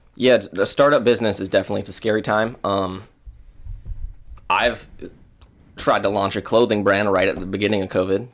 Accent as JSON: {"language": "English", "town": "West Des Moines", "region": "Iowa", "country": "United States", "tie": "born or raised there", "said": "I grew up over in West Des Moines"}